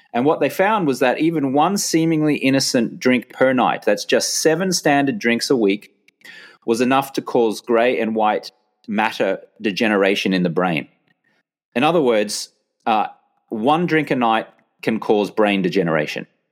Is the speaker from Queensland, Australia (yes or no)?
yes; Brisbane, Queensland, Australia; moved away as an adult; back in my hometown of Brisbane, Australia from my late teens, uh, right up until when I left Australia in my early thirties.